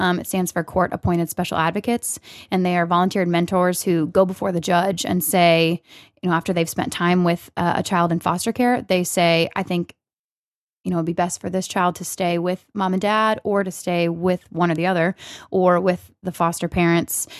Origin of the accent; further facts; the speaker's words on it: Missouri, United States; moved away as an adult; also born or lived in Texas; my home state, Missouri